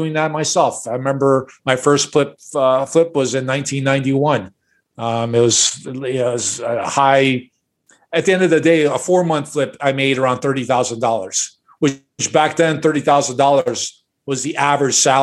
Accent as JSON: {"language": "English", "town": "Chicago", "region": "Illinois", "country": "United States", "tie": "born or raised there", "said": "I was born and raised in Chicago, and my parents are immigrants"}